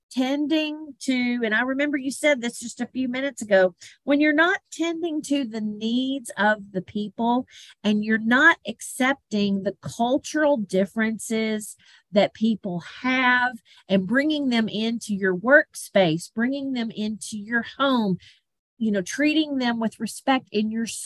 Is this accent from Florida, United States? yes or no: no; Tennessee, United States; my small Tennessee hometown